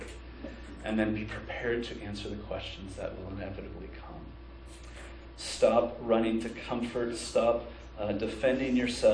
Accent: United States; American Christians

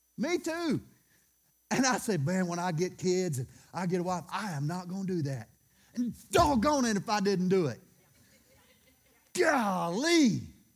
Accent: Louisiana, United States; I'm from Louisiana

